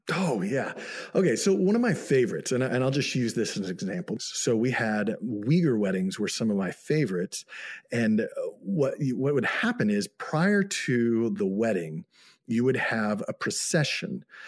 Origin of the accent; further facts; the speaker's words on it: United States; moved away as an adult; also born or lived in Xinjiang, China; I'm an American